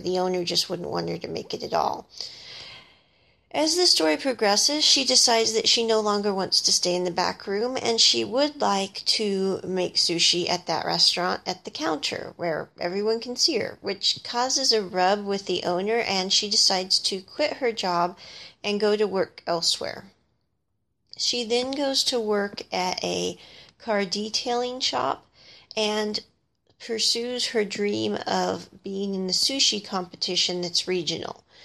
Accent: Midwest, United States; I grew up in the Midwest

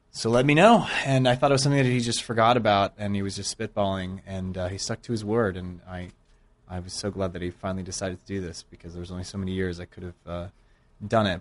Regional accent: Bay Area, California, United States; I grew up in the Bay Area

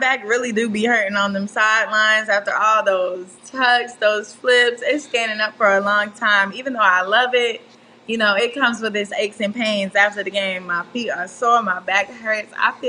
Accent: Conyers, Georgia, United States; moved away as an adult; also born or lived in Miami, Florida; now in Tallahassee, United States; I'm originally from Miami, Florida, but I've lived in the metro Atlanta area for most of my life, Conyers, Georgia.

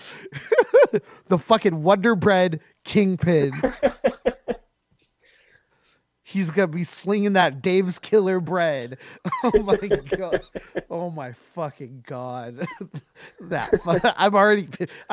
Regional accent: Washington, United States; born or raised there

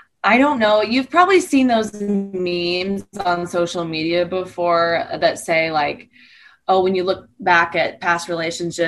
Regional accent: Southern Missouri, United States; grew up in Southern Missouri on a farm

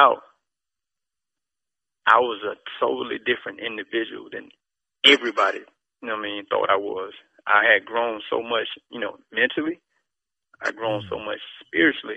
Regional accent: Southwest Georgia, United States; I'm from Georgia. Geographical location in Southwest Georgia

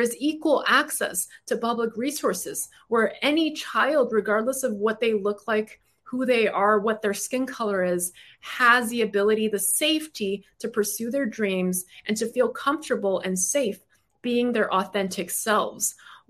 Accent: Brooklyn, New York, United States; I'm a litigator. I'm from Brooklyn. I'm loud.

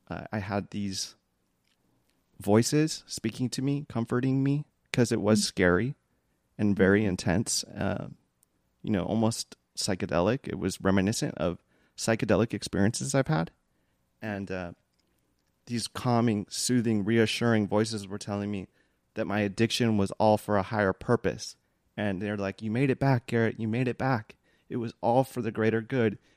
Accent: Philippines; because I'm Filipino, and I just it felt I felt like safe with you

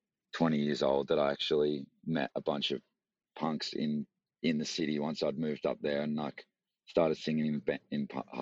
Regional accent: Frankston, Victoria, Australia; also born or lived in Melbourne; I grew up like an hour southeast in a place called Frankston, which mm-hmm. was cool. Cool little spot.

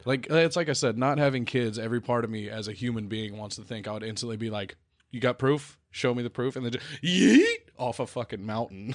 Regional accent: the South, United States; I'm from the South

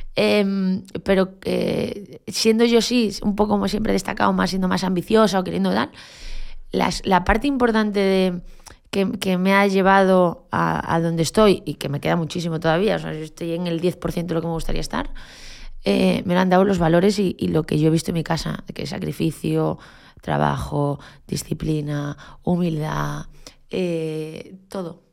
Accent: Galicia, Spain; moved away; como buena gallega, y yo soy de un pueblo de Galicia

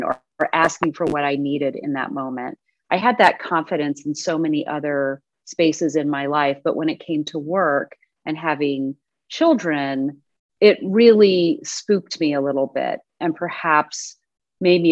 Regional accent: Austin, Texas, United States; now in Midwest, United States; I am from Austin, Texas.

